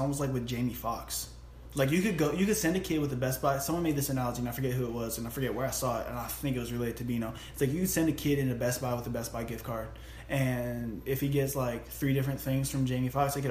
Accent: Atlanta, Georgia, United States; I'm a dude from Atlanta and I will still F you up.

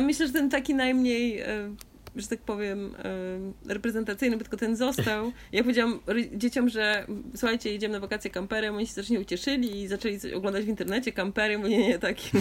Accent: Augustów, Podlaskie Voivodeship, Poland; się urodziłam w Augustowie

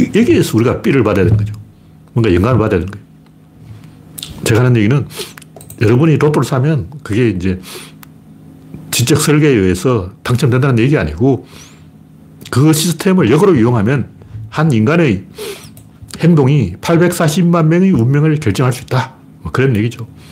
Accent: Gyeongsang, South Korea; accent: Gyeongsang dialect; 옛날에 우리 사투리로는 경상도 애들은 도토리라고 안 그러고 꿀밤이라고 그랬어요.

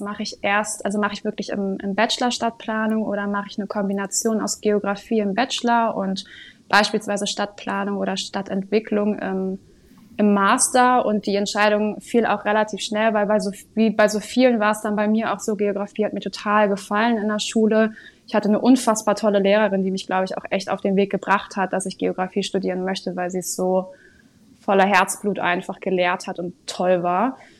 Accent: Sylt, Schleswig-Holstein, Germany; moved away as an adult; now in Kiel, Germany; bin eigentlich ursprünglich gebürtige Sylterin

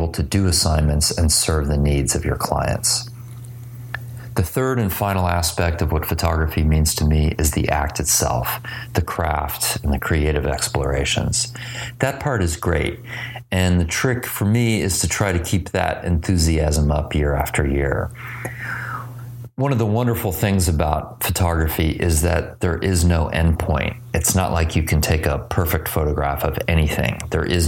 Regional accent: Dallas, Texas, United States; I grew up in Dallas, Texas, but when I was 12, my parents and I lived in Paris, France for several months.

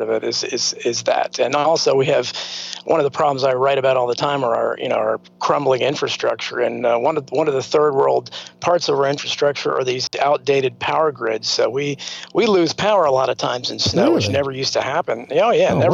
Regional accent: United States; we grew up in America

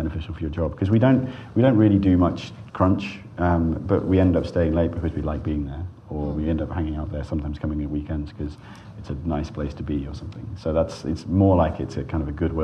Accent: Cornwall, South West England, United Kingdom; when I was a kid, I grew up in Cornwall.

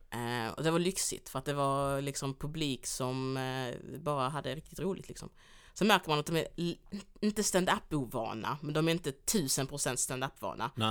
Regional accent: Skåne, Sweden; also born or lived in Angola; jag är också uppvuxen i Skåne

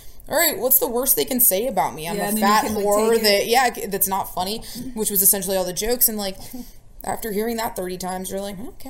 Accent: The Villages, Florida, United States; I'm from the Villages.

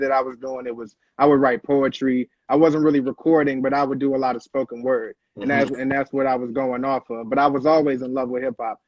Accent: Washington, District of Columbia, United States; Born and raised Northeast D.C. Grew up out of Arboretum

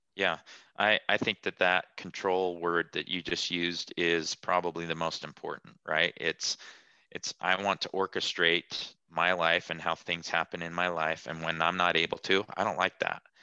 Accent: Salt Lake City, Utah, United States; I'm from Salt Lake City, Utah.

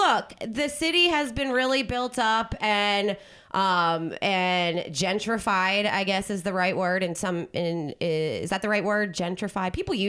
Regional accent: New Jersey, United States; now in Los Angeles, United States; but I actually grew up in the burbs. I'm from South Jersey. That's where I grew up, right outside.

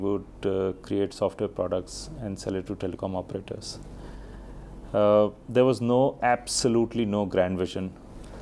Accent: Delhi, India; also born or lived in Bihar / Ranchi / Hyderabad; I've been born and brought up in Delhi

